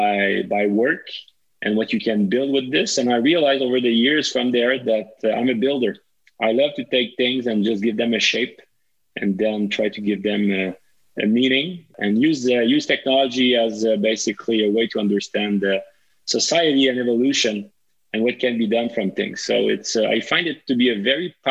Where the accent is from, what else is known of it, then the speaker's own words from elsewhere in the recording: Montreal, Quebec, Canada; also born or lived in Laval; I was originally born and raised in Montreal till age 5. And then my parent moved to Laval and I kept going at school in Montreal